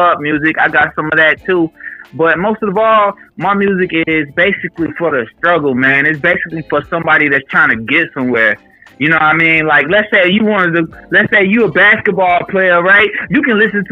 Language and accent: English; Fort Myers, Florida, United States; moved away as an adult; now in Atlanta, United States; I'm from Fort Myers, Florida. But currently, I'm living in the ATL.